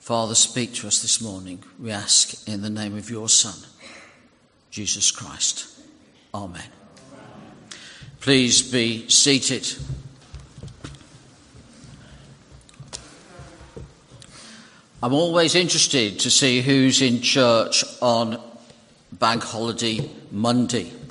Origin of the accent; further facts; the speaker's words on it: United Kingdom; British people